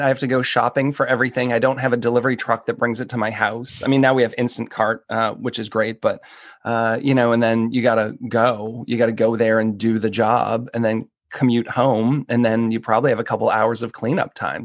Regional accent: Boston, Massachusetts, United States; moved away as an adult; also born or lived in Seattle / Philadelphia; now in Washington, D.C., United States; I grew up outside of Boston

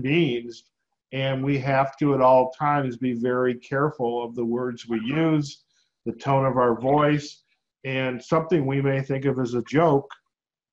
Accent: Detroit suburbs, Michigan, United States; I grew up in the Detroit suburbs

